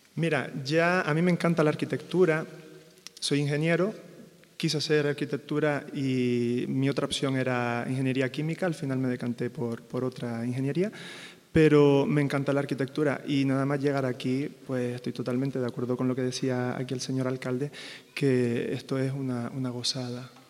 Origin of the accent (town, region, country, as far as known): Canary Islands, Spain; moved away